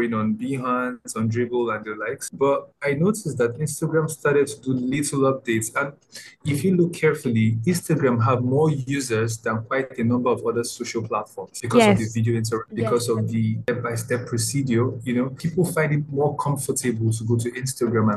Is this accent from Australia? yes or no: no; Nigeria; I'm from Nigeria.